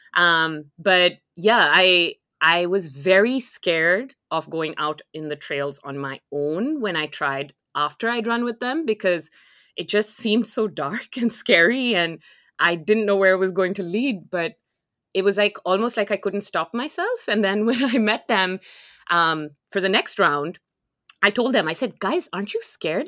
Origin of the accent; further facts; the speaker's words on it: Lahore, Punjab, Pakistan; moved away as an adult; now in Canada; I'm originally from Lahore, which is a city in Pakistan